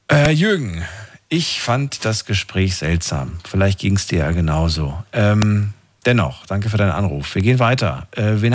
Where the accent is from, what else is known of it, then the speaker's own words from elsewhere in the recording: Black Forest, Baden-Württemberg, Germany; Ich komme ja aus dem Schwarzwald.